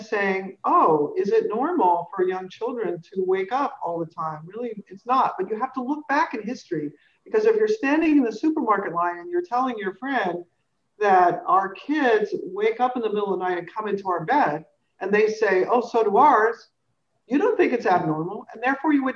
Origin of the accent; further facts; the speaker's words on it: California, United States; I grew up in California